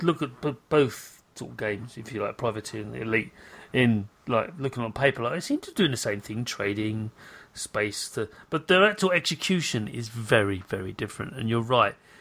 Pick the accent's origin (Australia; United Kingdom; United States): United Kingdom; I'm British